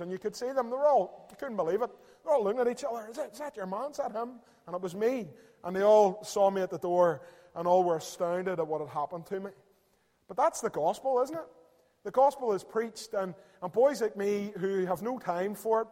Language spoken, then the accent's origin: English; Belfast, Northern Ireland, United Kingdom; I'm from Belfast and across the river there in East Belfast